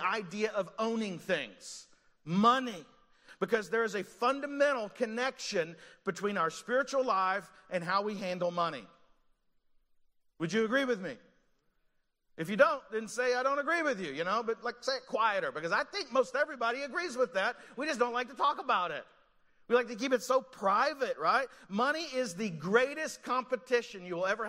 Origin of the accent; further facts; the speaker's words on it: Eastern Kentucky, United States; now in Montgomeryville, United States; I grew up in Eastern Kentucky